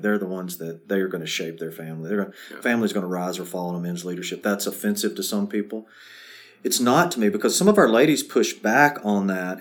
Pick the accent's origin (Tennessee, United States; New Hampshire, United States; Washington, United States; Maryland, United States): Tennessee, United States; Murfreesboro; I grew up about a mile and a half from this church, so um, this is my hometown